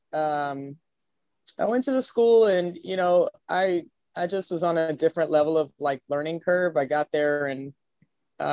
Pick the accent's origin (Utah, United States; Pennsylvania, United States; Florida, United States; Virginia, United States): Florida, United States; Miami Beach; also born or lived in Brooklyn / California; I grew up in Florida